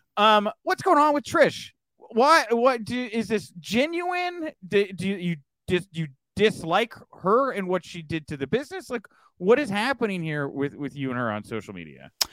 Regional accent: Texas, United States; I'm from Texas

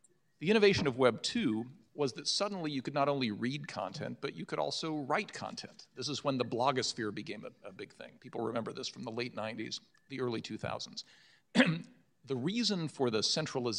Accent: Pueblo, Colorado, United States; my hometown of Pueblo, Colorado

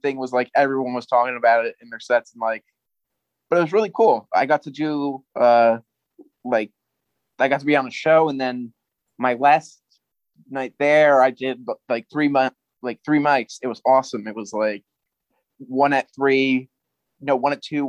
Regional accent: New Jersey, United States; I'm from New Jersey

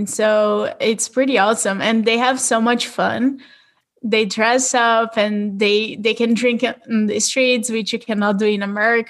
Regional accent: Brazil; English is a second language; moved away as an adult; also born or lived in Southern California; now in United States; I'm originally from Brazil, and I'm currently living in the United States.

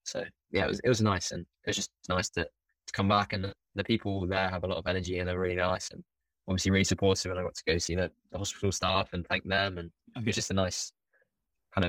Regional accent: London, United Kingdom; in London, it's my hometown

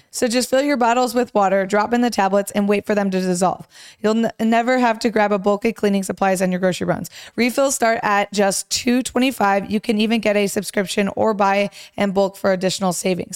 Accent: Romeo, Michigan, United States; I grew up in Romeo

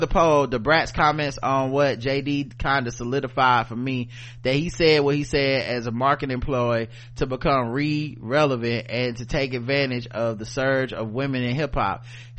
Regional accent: Zambia; In my home country, Zambia, they are still on the books even after all the trouble folks went through to get control back from British colonial officials.

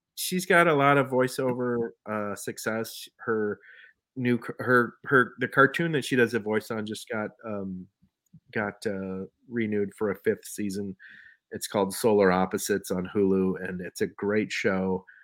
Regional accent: Minneapolis, Minnesota, United States; moved away as an adult; now in Bayfield County, United States; I was from Minneapolis.

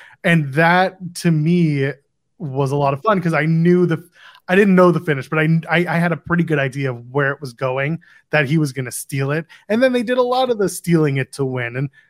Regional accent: Ottawa, Ontario, Canada; my hometown of Ottawa

